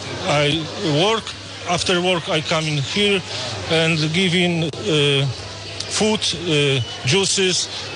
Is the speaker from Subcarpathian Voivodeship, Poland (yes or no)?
yes; Rzeszów, Subcarpathian Voivodeship, Poland; English is a second language; I come from Rzeszów.